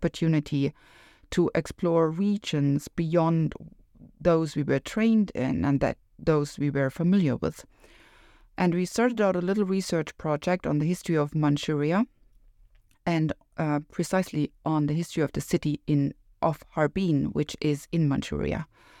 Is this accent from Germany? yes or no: yes; Northern Germany, Germany; And I come from Northern Germany. For sure, soybeans never, ever grew in Northern Germany, Northeastern Germany when I was a child.